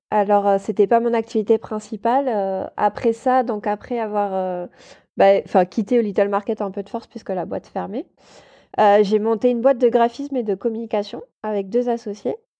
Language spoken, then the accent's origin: French; Toulouse, Occitania, France; moved away as an adult; also born or lived in Paris; je suis montée euh, à Paris spécialement pour ça parce qu'à la base je viens de Toulouse.